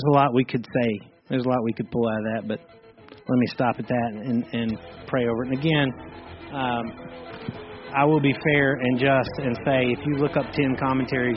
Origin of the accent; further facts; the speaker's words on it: Ireland; I'm an Irish part of the church